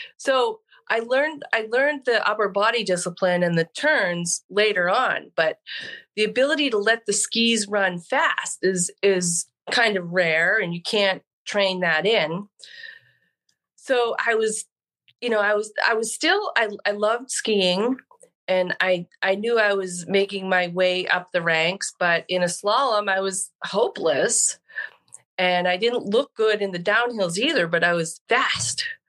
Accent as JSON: {"language": "English", "region": "New Hampshire", "country": "United States", "tie": "born or raised there", "said": "I grew up in New Hampshire, skied Mount Sunapee and Pat's Peak"}